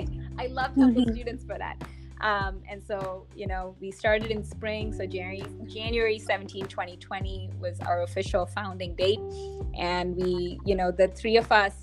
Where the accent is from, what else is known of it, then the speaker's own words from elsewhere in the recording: India; moved away; growing up in India, I experienced colorism